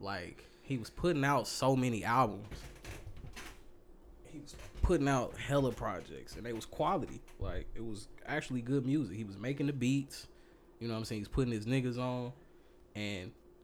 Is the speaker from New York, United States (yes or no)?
no; Kansas City, Missouri, United States; my hometown, Kansas City, Missouri